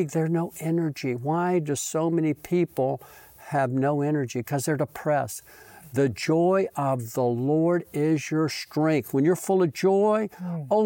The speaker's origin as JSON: {"language": "English", "region": "Mississippi", "country": "United States", "tie": "born there", "said": "See, I was born in Mississippi because it's always number one"}